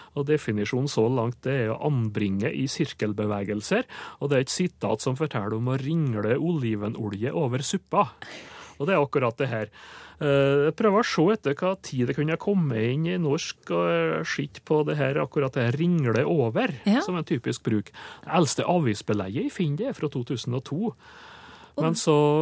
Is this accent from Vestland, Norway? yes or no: no; Sunndalen, Indre Nordmøre, Møre og Romsdal, Norway; der jeg kommer fra, altså Sunndalen på Indre Nordmør